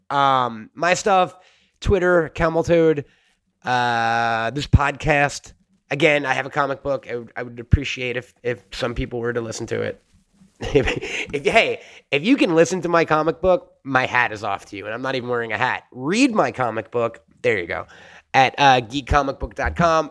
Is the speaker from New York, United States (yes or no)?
yes; New York, United States; I'm a New Yorker